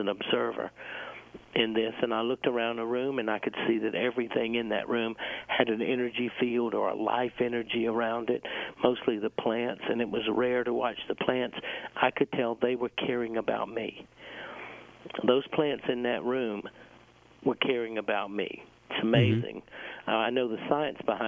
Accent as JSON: {"language": "English", "region": "South Carolina", "country": "United States", "tie": "born or raised there", "said": "I was born in South Carolina, and I grew up in South Carolina"}